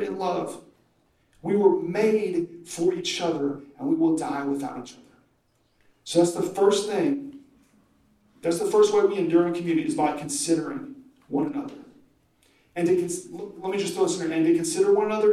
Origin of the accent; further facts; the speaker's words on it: Oklahoma, United States; I'm from Oklahoma.